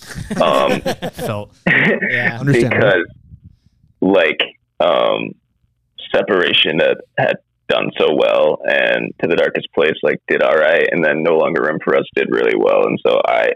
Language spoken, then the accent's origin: English; Maine, United States; we're from Maine